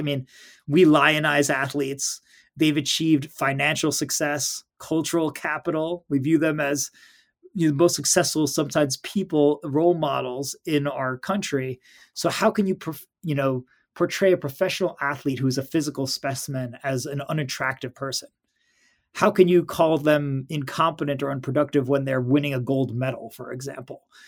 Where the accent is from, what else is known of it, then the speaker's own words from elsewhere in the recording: New York City, New York, United States; I grew up in New York City